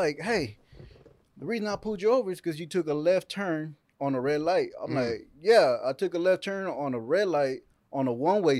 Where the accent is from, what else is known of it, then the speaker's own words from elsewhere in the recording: Bellmead, Texas, United States; I'm from Bellmead, you know?